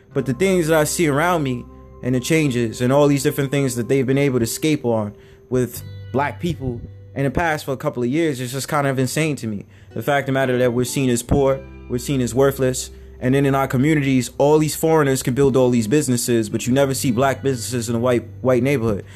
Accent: United States; I was born in America

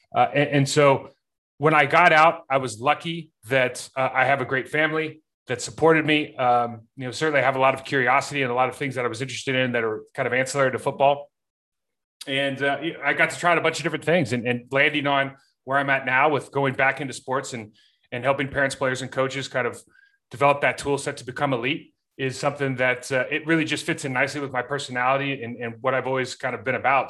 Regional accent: Lake Arrowhead, California, United States; moved away as an adult; growing up in Lake Arrowhead, California, I mean, we, we had one stoplight.

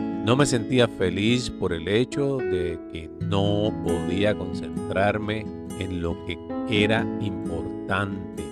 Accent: Puerto Rico; moved away; como puertorriqueño nacido y criado en esta isla tan hermosa

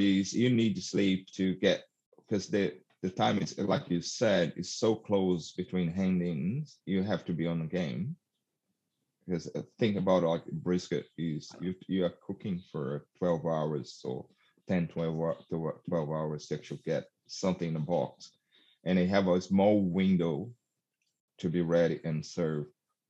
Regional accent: South Australia, Australia; and I'm from South Australia, so it took me a while to actually go across borders and compete in in Sydney

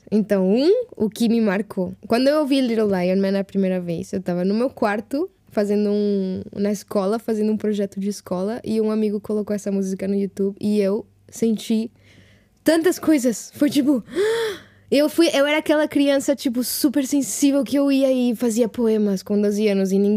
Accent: Mexico; Portuguese is a second language; de onde eu cresci no México é super, tipo, influência americana, super...

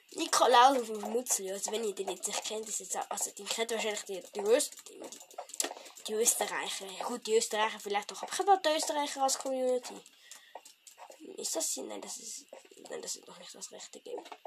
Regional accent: Switzerland; Ich bin ein Schweizer

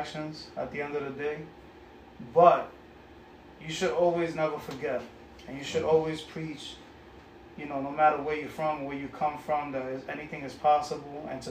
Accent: New York City, New York, United States; also born or lived in Bronx; I was raised in Corona, Queens.

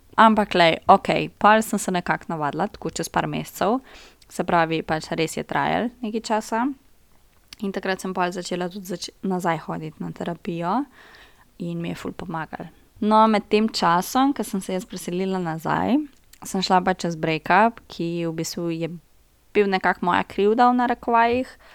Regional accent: Brežice, Lower Sava, Slovenia; moved away as an adult; now in Ljubljana, Slovenia; Prihajam iz Brežic, za vse tiste, ki ne veste, Brežice so Štajerska

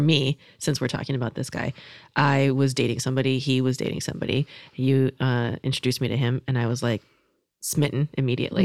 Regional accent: California, United States; I was raised in California

